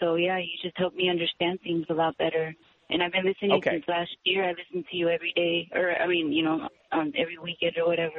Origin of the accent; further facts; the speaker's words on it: Waterville, Washington, United States; No, I'm from Waterville. It's kind of by there. It's like 3 hours from Seattle.